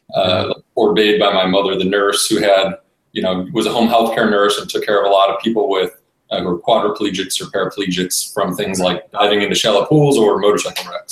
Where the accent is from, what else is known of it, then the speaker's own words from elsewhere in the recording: Cleveland, Ohio, United States; born and raised in Cleveland, Ohio.